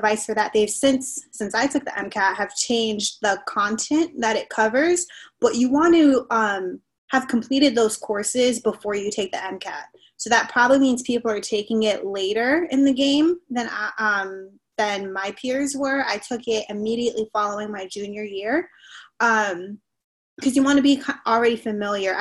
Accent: Miami, Florida, United States; moved away as an adult; also born or lived in North Carolina; I'm from Miami

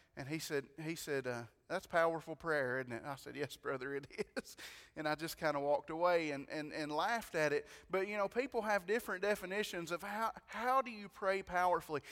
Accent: White County, Tennessee, United States; I'm from White County

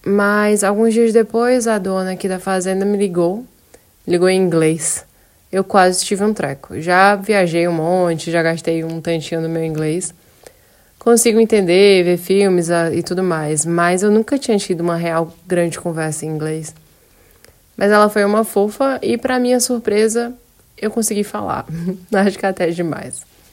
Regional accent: Brazil; moved away

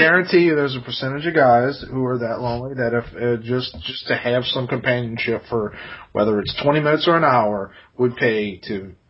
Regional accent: New Orleans, Louisiana, United States; she said, oh, you're from New Orleans?

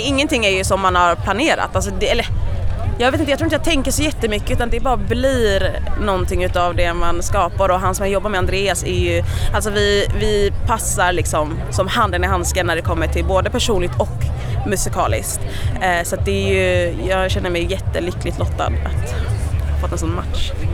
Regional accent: Gothenburg, Västra Götaland, Sweden; jag är ju från Göteborg

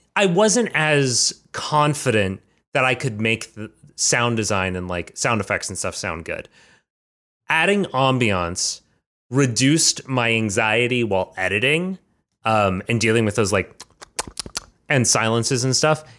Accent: Georgia, United States; Georgia, drawing on my, my native state, my, my hometown

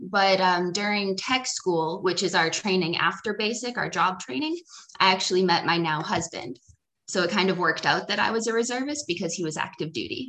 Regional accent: Plymouth, Massachusetts, United States; also born or lived in Somerville, Massachusetts / Florida; now in San Diego, United States; Right now, I'm living in San Diego, California, but I grew up in Plymouth, Massachusetts.

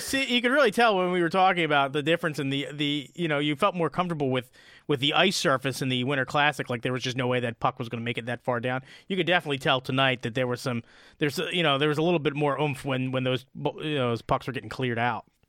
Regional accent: Delaware, United States; born or raised there

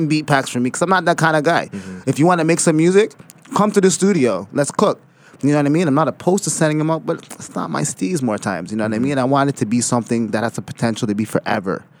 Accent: Toronto, Ontario, Canada; also born or lived in Mississauga; I come from the city in a real active sense.

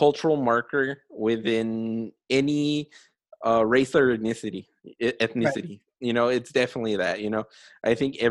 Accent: El Paso, Texas, United States; moved away as an adult; I am like loud and proud about being in El Paso and like in a border kid

